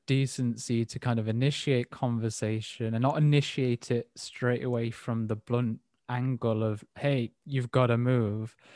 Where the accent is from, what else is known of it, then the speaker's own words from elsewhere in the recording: England, United Kingdom; as an English person